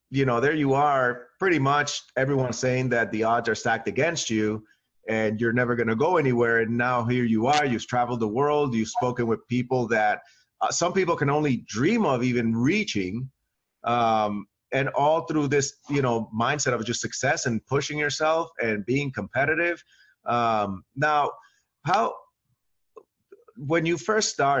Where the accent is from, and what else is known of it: New England, United States; born or raised there